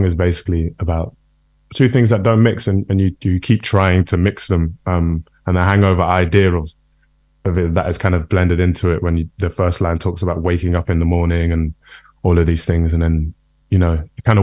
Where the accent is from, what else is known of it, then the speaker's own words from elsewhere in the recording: United Kingdom; also born or lived in Brixton, London; we're all British